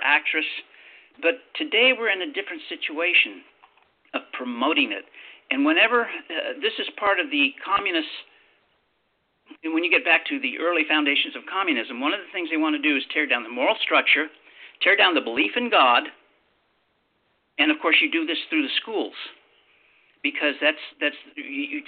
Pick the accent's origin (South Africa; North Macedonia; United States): United States; Los Angeles, California; I was born in Hollywood